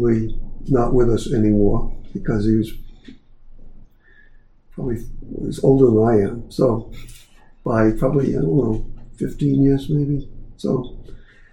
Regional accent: Rhode Island, United States; also born or lived in California; I'm originally from Rhode Island

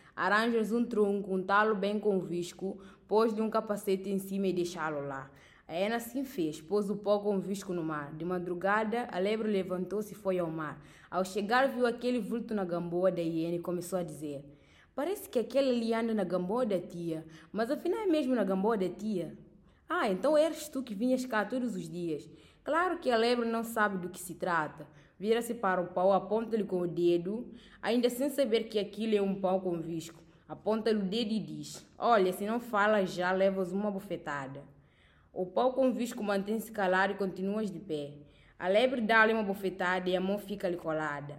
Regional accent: Guinea-Bissau; sou da Guiné-Bissau

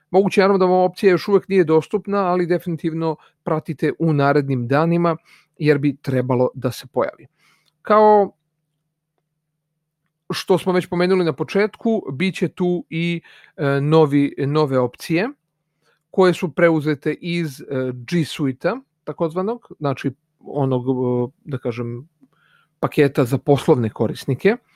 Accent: Serbia

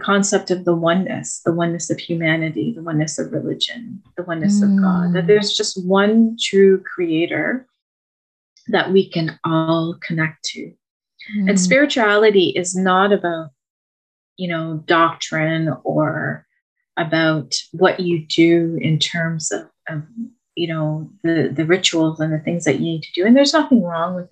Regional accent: Mauritius, Ontario, Canada; first language French; English is a second language; I grew up in Mauritius, a little island off the coast of Madagascar, you know, in the middle of the Indian Ocean. I came to Canada at the age of 6, December of 1978

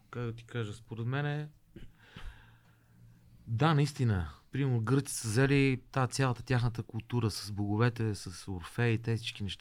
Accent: Bulgaria; аз съм българин и по-скоро м- горд българин, такъв.

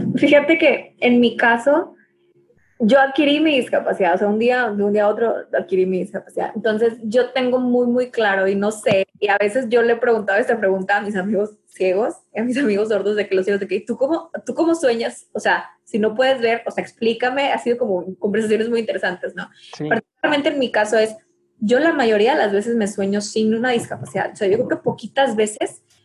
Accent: Mexico; me identifico como mexicana

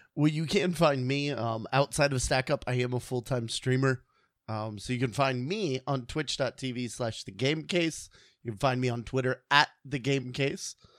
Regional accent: Illinois, United States; I was born in Illinois, so it's really cold up there.

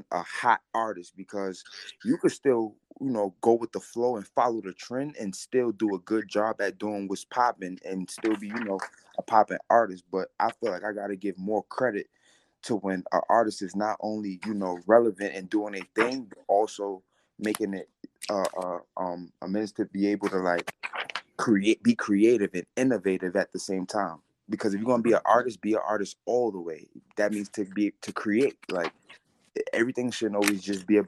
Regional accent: New York City, New York, United States; also born or lived in Bronx, New York; I'm from Harlem, but I lived in a Bronx street.

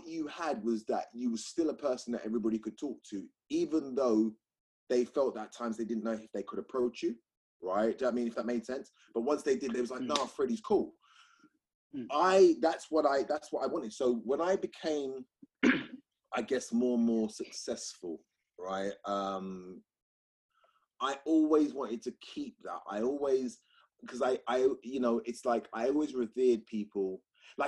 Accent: London, United Kingdom; I'm from South London

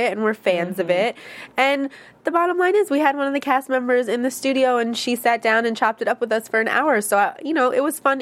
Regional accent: upstate New York, United States; also born or lived in Harlem, New York; I'm from, like, a small town in upstate New York

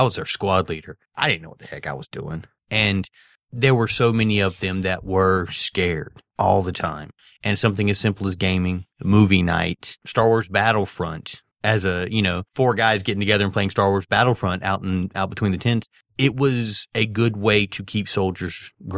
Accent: Georgia, United States; I remember growing up with the stigma of gamers and nerds, because I grew up in South Georgia. Everybody's a redneck.

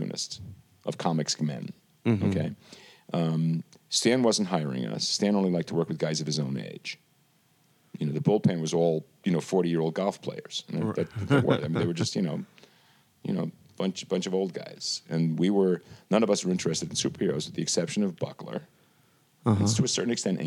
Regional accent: New York City, New York, United States; moved away as an adult; I grew up in Brooklyn

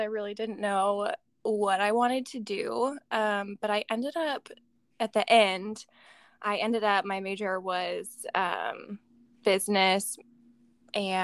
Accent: Eureka, California, United States; also born or lived in Arizona; I was born in Northern California, a little coast town, Humboldt County, Eureka, California

